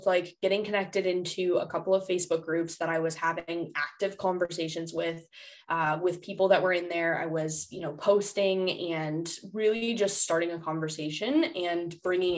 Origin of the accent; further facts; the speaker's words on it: Cleveland, Ohio, United States; I'm from Cleveland